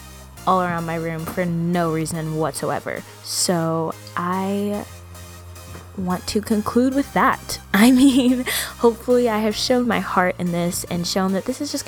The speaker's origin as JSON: {"language": "English", "region": "Midwest", "country": "United States", "said": "I'm from the Midwest"}